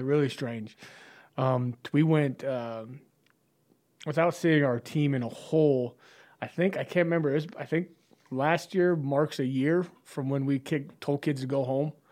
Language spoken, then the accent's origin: English; Chadron, Nebraska, United States; growing up in Shattern